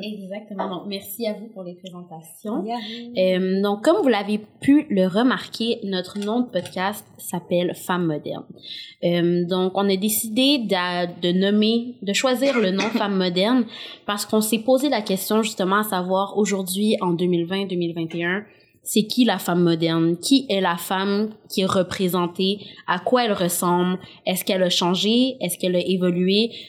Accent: Saint-Basile-le-Grand, Quebec, Canada; accent: joual; j'ai grandi dans une école à majorité blanche dans la belle ville de Saint-Basile-le-Grand

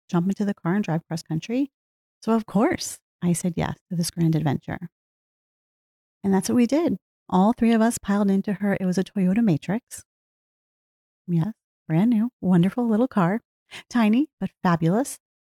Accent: New Jersey, United States; also born or lived in Pennsylvania; I grew up in New Jersey, lived here most of my life.

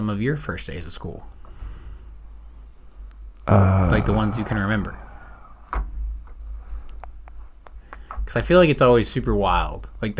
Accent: Deep South, United States; growing up in the Deep South

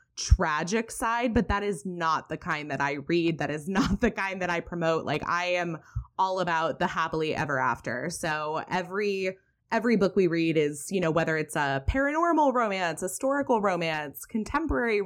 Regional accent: Alameda, California, United States; I was born and raised in Alameda, California

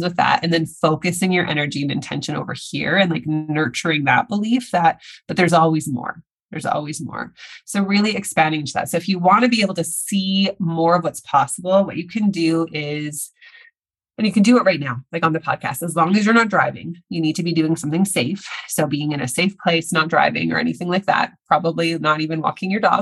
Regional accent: Saskatchewan, Canada; now in Vancouver, Canada; I'm in Canada where I live doesn't get very cold, but I'm from Saskatchewan. Yes, Saskatchewan

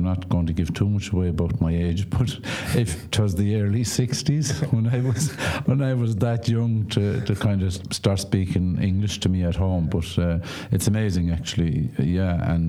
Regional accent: Carraroe, Connacht, Ireland; first language Irish; English is a second language; moved away; I was born and bred in Carraroe.

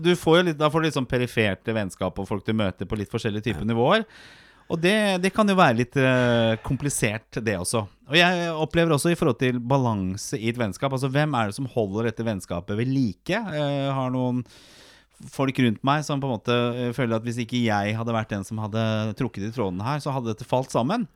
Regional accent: Oslo, Norway; Jeg vokste opp på Torshov i Oslo

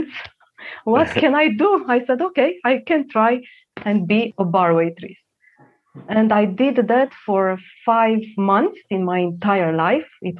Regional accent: Transylvania, Romania; English is a second language; moved away as an adult; I was born in Romania in the communist period of time

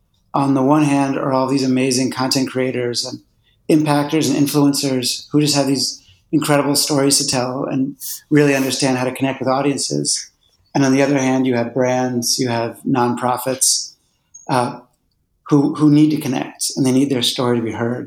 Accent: Philadelphia, Pennsylvania, United States; I grew up in Philadelphia

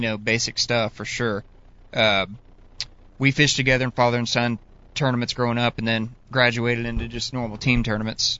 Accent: Northeast Oklahoma, United States; growing up, you know, I'm from Northeast Oklahoma

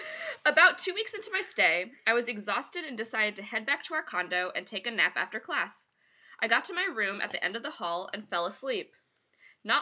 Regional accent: Illinois, United States; I'm from Northern Illinois, and in the summer of 2011, I joined a study abroad program with my college. I got to live in Costa Rica for the summer while I studied Spanish.

